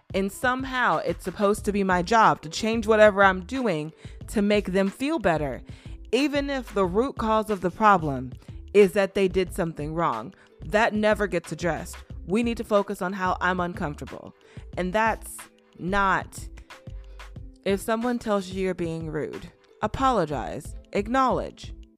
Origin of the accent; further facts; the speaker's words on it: Illinois, United States; I'm from Illinois